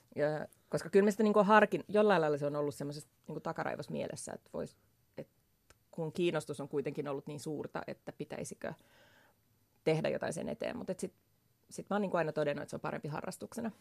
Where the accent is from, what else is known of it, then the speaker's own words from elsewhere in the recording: Vantaa, Uusimaa, Finland; mä oon syntynyt Vantaalla